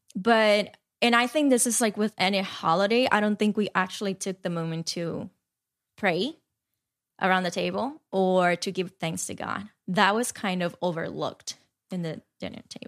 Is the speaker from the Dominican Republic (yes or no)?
yes; Dominican Republic; now in New York, United States; growing up in Dominican Republic